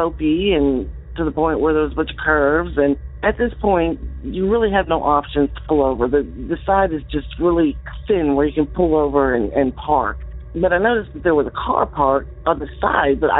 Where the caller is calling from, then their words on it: Central Arkansas, United States; I'm calling from Central Arkansas